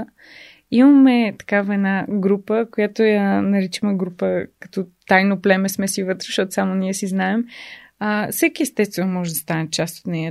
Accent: Bulgaria; аз съм българка

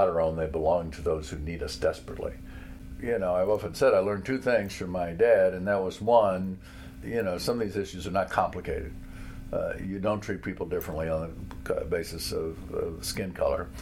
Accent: Danville, Kentucky, United States; I grew up here in Danville during the Martin Luther King era

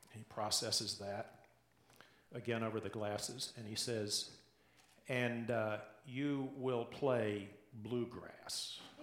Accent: the South, United States; accent: Southern; now in Portland, United States; If you haven't picked it up yet from my accent, I grew up in the South

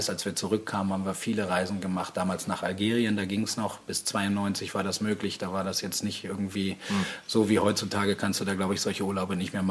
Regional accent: Aurich, Lower Saxony, Germany; Äh, gebürtiger Ostfriesenjung. Mhm. Das heißt, äh, ganz oben im Norden, Nordwesten, Aurich. Ich bin Auricher

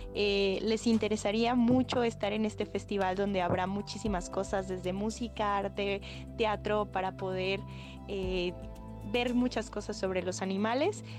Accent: Zacatecas, Mexico; now in Veracruz, Mexico; soy de Zacatecas y estoy aquí en Veracruz estudiando a los monos

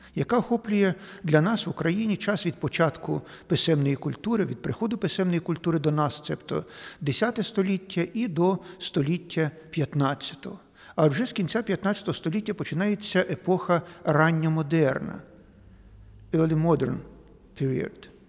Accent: Eastern Ukraine, Ukraine; ми тут, на сході України

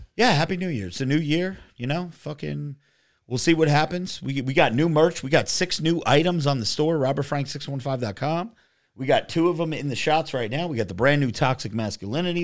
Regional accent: New Jersey, United States; we're from New Jersey

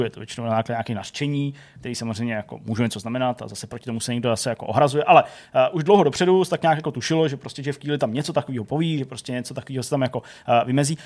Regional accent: Czechia; u nás v Čechách

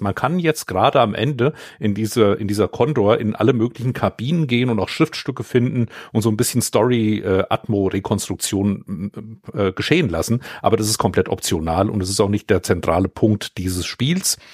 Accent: Vogelsberg, Hesse, Germany; den Lokalkrimi hier in meiner Heimat

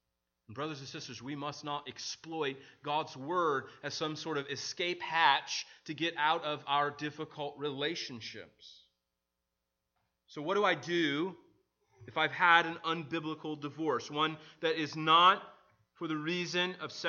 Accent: Midwest, United States; now in Maryland, United States; I remember when I moved from the Midwest to Maryland. One of the things was this aspect of hills. So if you've ever been to the Midwest, we don't have a lot of hills.

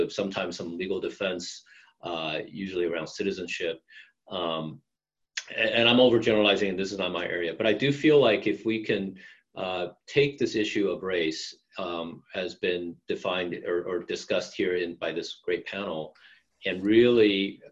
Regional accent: United States; growing up in America

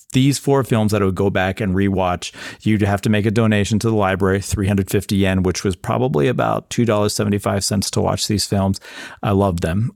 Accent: United States

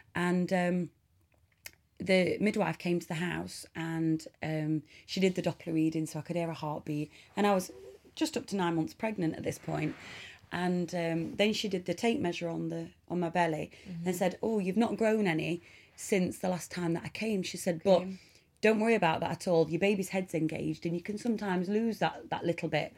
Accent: Mansfield, East Midlands, United Kingdom; I am from Nottingham born in Mansfield in Nottingham in 1985

